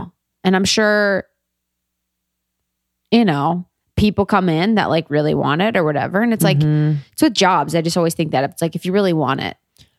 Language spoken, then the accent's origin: English; Cincinnati, Ohio, United States; moved away; I'm a girl from Ohio